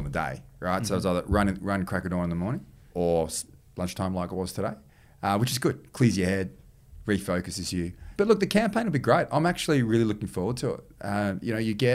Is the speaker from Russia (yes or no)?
no; New South Wales, Australia; I'm the Premier and I'm from New South Wales